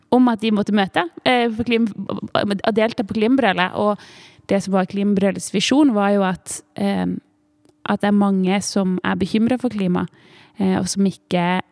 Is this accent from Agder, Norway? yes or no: yes; Tvedestrand, Agder, Norway; Jeg vokste opp i Tvedestrand